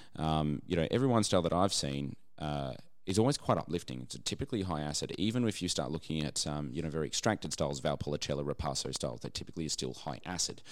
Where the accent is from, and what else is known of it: Australia